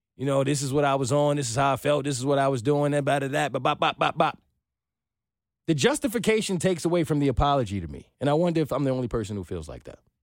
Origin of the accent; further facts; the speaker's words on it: New York, United States; now in Atlanta, United States; I'm from New York